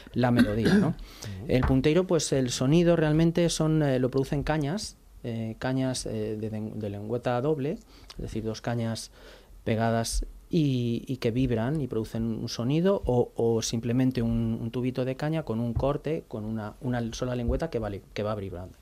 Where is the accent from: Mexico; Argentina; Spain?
Spain; Madrid, Community of Madrid; also born or lived in Vigo; soy realmente de Madrid, soy realmente de Madrid